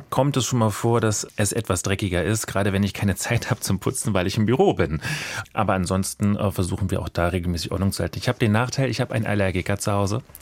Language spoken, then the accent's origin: German; Berlin, Germany; Aber momentan äh, schlägt mein Herz nach wie vor für meine Heimatstadt Berlin und hier werde ich bleiben.